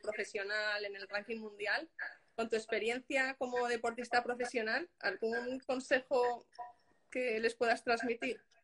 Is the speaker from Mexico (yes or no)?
no; Castellón de la Plana, Valencian Community, Spain; yo soy de Castellón